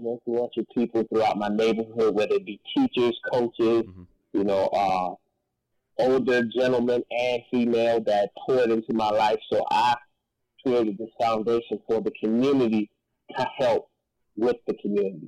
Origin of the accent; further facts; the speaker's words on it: Rock Hill, South Carolina, United States; my hometown, Rockville, South Carolina